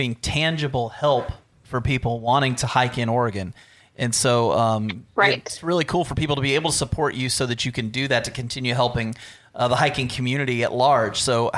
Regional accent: Germany; born there; Oh, by the way, I've hiked all through Europe and I was born in Germany.

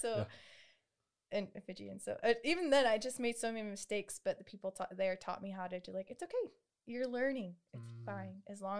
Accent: Navajo Nation, United States; I'm Navajo.

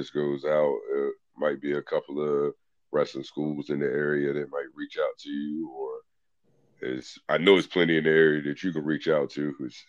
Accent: Eastern Shore of Virginia, United States; I'm from the Eastern Shore of Virginia.

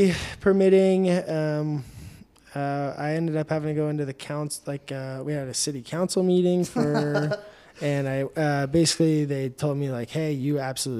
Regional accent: Reno, Nevada, United States; also born or lived in Truckee, California; I grew up around, the Reno, Tahoe area. I was born in Truckee. My family owns a cattle ranch just north of Reno, an hour and a half, and that's kind of my stomping grounds.

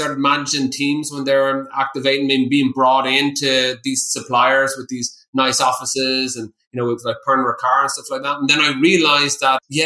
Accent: County Wicklow, Ireland; moved away as an adult; also born or lived in Atlanta; set up a small craft distillery in County Wicklow, where I'm from. I'm a local boy there

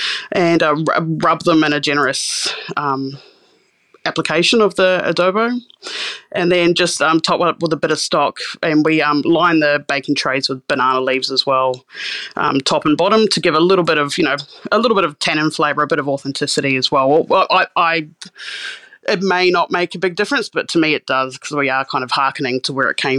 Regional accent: Christchurch, Canterbury, New Zealand; I grew up in Osatahi, which is Christchurch in Canterbury, New Zealand. Grew up on the beach there in New Brighton, probably a third or fourth generation New Brighton kid from out there.

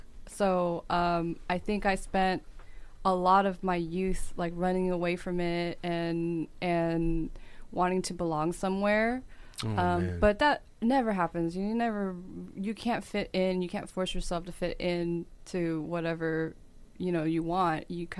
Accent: United States; So mm-hmm. and I am an American.

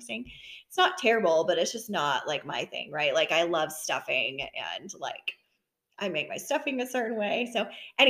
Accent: Midwest, United States; also born or lived in the South (US); now in Southern United States; I am from the Midwest.

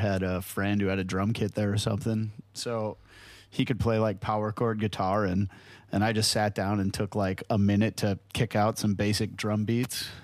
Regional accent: Hartland, Wisconsin, United States; a real small town called Heartland, Wisconsin

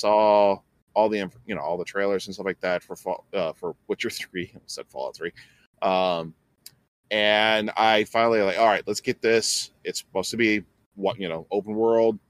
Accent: Alaska, United States; I'm from Alaska

